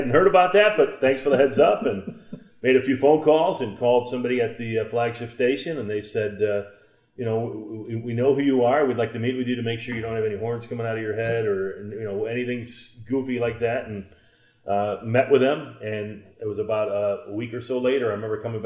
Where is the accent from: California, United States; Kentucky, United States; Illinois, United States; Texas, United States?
Illinois, United States; Chicago; my hometown, the team I rooted for.